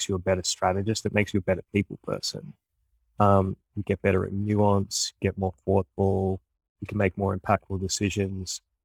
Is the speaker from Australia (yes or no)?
yes; Australia; moved away as an adult; now in United States; the world that I grew up in Australia